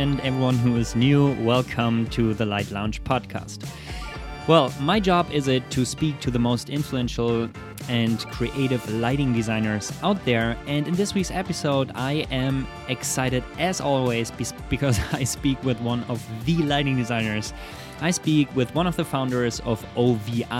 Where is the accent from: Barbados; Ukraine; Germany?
Germany; I'm German.